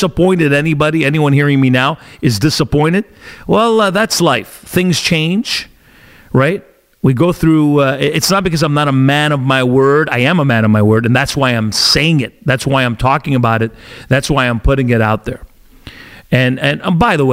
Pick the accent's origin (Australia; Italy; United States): Italy; now in Canada; my home country of Italy